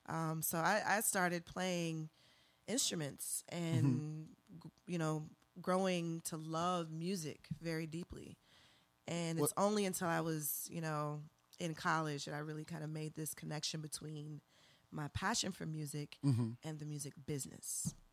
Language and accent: English; Charleston, South Carolina, United States; moved away as an adult; now in Austin, United States; I grew up in Charleston, South Carolina.